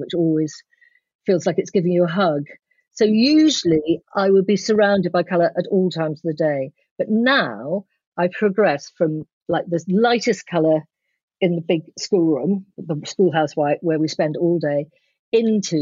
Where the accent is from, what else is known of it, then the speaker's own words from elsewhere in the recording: London, United Kingdom; moved away as an adult; now in Somerset, United Kingdom; we very much, all four of us, grew up in London, my husband, my children and me